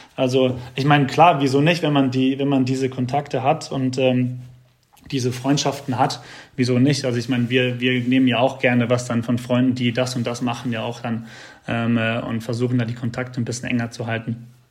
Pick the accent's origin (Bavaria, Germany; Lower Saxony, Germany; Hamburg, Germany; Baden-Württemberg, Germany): Baden-Württemberg, Germany; Heidelberg; neben Heidelberg ist, wo ich herkomme